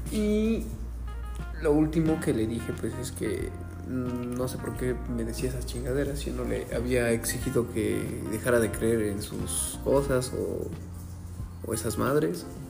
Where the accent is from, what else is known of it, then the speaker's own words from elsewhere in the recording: Mexico; Yo, como típico mexicano que viene de una, una familia tradicional católica